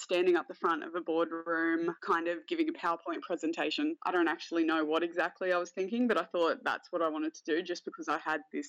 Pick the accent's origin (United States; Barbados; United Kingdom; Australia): Australia; Wagga Wagga, New South Wales; moved away as an adult; also born or lived in Sydney; now in Canberra, Australia; I was born in Sydney. Parents are very lower middle class. I moved from Sydney to Wagga Wagga when my dad lost his job. From there, went to a really, really small school in Wagga.